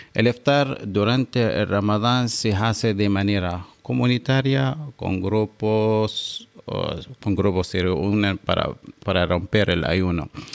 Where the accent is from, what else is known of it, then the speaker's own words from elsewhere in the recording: Seeb, Muscat, Oman; yo soy de Sip, que es una localidad de la capital eh, de Oman, Muscat